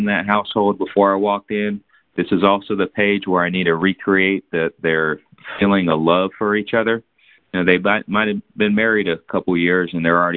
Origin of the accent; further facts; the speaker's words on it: San Antonio, Texas, United States; now in Fort Worth, United States; I was born in San Antonio. I live in Fort Worth now.